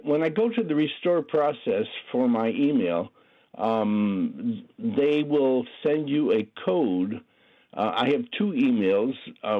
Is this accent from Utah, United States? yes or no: no; Connecticut, United States; now in California, United States; I'm originally from Connecticut